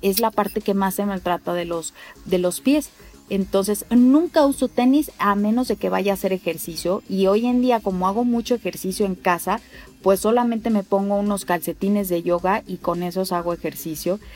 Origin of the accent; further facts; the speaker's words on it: Mexico City, Mexico; yo nací en la Ciudad de México